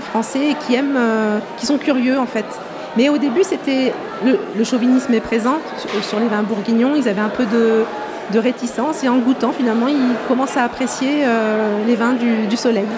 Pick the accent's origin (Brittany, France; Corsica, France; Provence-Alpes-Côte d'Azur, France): Provence-Alpes-Côte d'Azur, France; Marseille; now in Dijon, France; j'ai grandi à Marseille